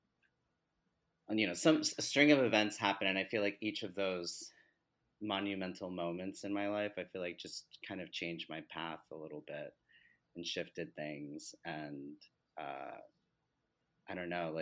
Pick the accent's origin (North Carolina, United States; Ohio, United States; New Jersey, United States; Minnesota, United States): New Jersey, United States; moved away as an adult; also born or lived in Delaware; now in New York City, United States; I grew up in Jersey